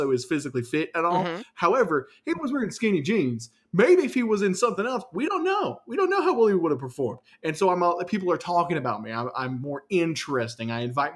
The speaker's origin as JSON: {"language": "English", "town": "Atlanta", "region": "Georgia", "country": "United States", "tie": "born or raised there", "said": "I was born in Atlanta"}